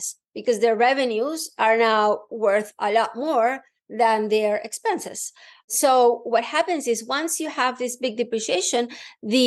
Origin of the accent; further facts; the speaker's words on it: Venezuela; moved away; I grew up in Venezuela